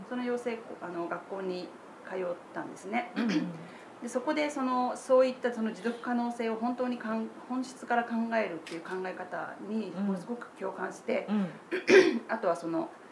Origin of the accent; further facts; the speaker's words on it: Toyonaka, Osaka, Japan; moved away as an adult; also born or lived in Setagaya, Tokyo; 大阪で生まれて、えー、大阪で育って途中ちょっと離れましたけれど